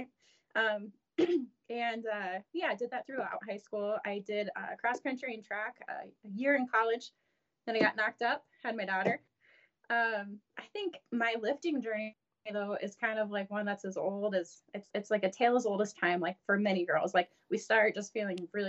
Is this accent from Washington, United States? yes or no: no; South Dakota, United States; accent: Sarah Palin accent; Born and raised in South Dakota. You might be able to hear that Sarah Palin accent